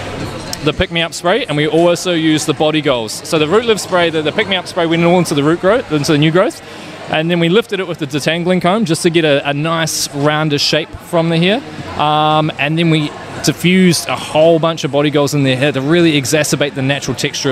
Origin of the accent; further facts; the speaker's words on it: Auckland, New Zealand; I'm from Auckland, New Zealand.